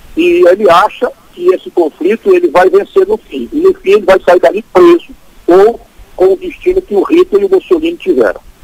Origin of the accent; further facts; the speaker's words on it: Sobral, Ceará, Brazil; cearense de Sobral, que eu sou e nunca, nunca vou esquecer